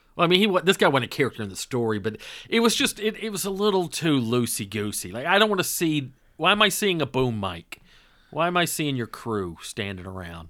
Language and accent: English; North Georgia, United States; I just wasn't exposed to Indian food growing up in North Georgia